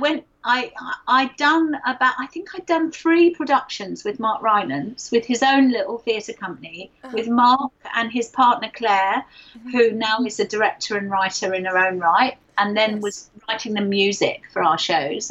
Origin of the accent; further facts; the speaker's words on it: London, United Kingdom; I'm a Londoner